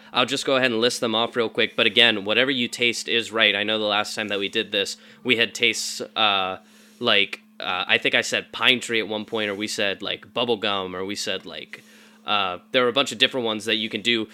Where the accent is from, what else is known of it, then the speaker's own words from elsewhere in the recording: the Bible Belt, United States; I was raised in the Bible Belt